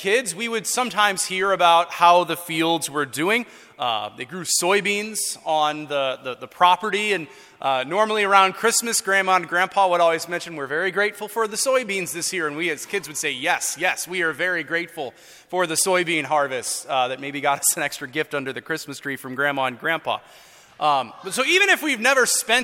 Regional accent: Florissant, Missouri, United States; I grew up in North County in St. Ferdinand Parish.

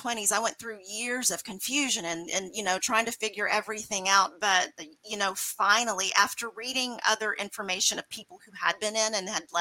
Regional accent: Mississippi, United States; now in Lake Jackson, United States; I grew up in Mississippi, and it was in a very religious household.

